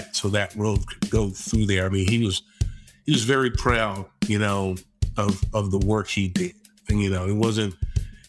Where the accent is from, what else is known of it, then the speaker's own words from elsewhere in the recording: Winnsboro, South Carolina, United States; I'm from Winsboro, South Carolina. It's a small, small town